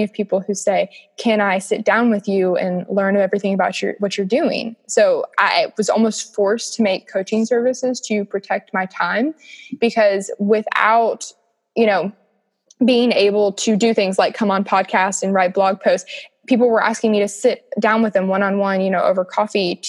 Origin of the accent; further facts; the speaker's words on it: Kentucky, United States; I was from Kentucky